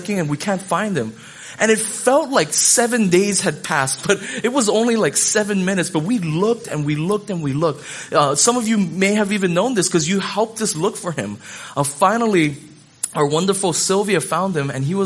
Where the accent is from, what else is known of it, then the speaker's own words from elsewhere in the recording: Hawaii, United States; I grew up in Hawaii